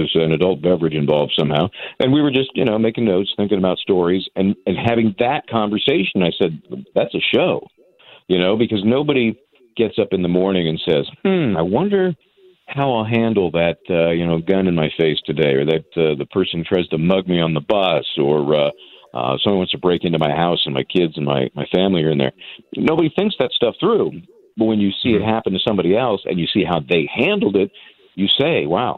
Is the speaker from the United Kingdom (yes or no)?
no; San Francisco, California, United States; also born or lived in New York area; now in New York, United States; I'm here in the New York area, but I'm from the Bay Area in San Francisco, big Giants fan